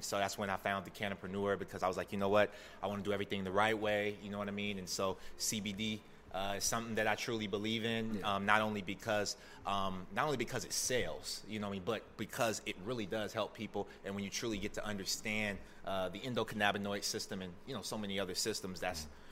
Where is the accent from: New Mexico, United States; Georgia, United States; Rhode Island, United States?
Georgia, United States; Decatur; also born or lived in Stockbridge, Georgia / San Diego, California / Tuskegee, Alabama; now in Atlanta, United States; I'm from Decatur